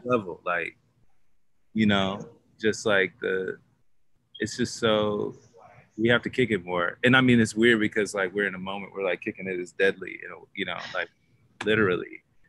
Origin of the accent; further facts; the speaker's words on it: Dallas, Texas, United States; moved away; I'm from Dallas, Texas, originally, born and raised there. Um, but now I'm nomadic.